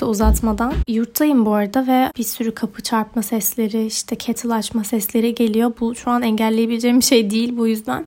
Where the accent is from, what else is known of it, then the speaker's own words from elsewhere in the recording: Ordu, Turkey; moved away as an adult; also born or lived in Zurich, Switzerland / Sinop; now in Istanbul, Turkey; İsviçre'de doğdum. 7 yaşıma kadar Zürih'te yaşadım. Sonra Türkiye'ye taşındık. Orduluyum. Ordu ve Sinop. Üniversite için İstanbul'a taşınana kadar da Ordu'da yaşıyordum